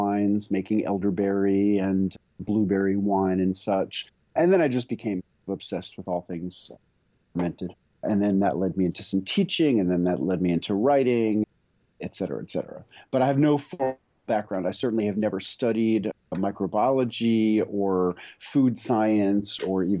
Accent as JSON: {"language": "English", "town": "New York City", "region": "New York", "country": "United States", "tie": "born or raised there", "moved": "as an adult", "lives_now": "Tennessee, United States", "said": "I grew up in New York City"}